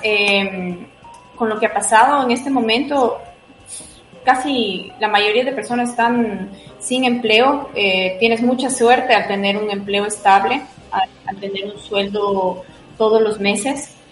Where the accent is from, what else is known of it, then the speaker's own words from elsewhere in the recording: Ecuador; para mí como ecuatoriana